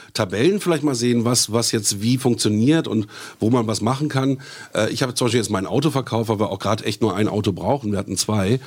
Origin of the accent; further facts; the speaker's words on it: Germany; bei uns in Deutschland